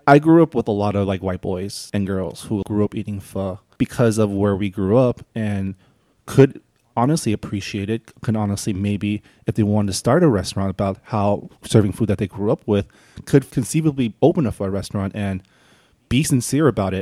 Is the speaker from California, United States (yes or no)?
yes; San Gabriel, California, United States; I grew up in San Gabriel